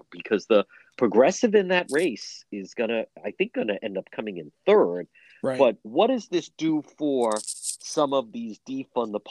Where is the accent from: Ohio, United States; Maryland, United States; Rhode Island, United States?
Rhode Island, United States; Cranston; I grew up right there in Edgewood. I grew up a quarter mile from there.